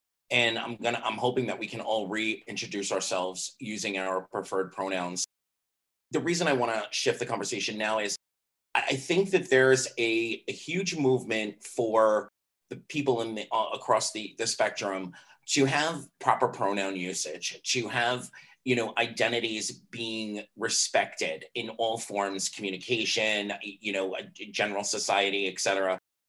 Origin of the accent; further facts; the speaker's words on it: Miami, Florida, United States; like the beer, not the virus. I am from Miami, Florida